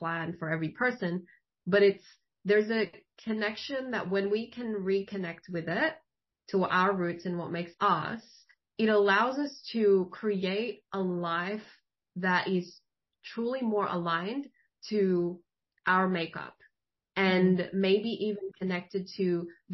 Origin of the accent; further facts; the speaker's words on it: Philippines; moved away; I'm Filipino. I was born in the Philippines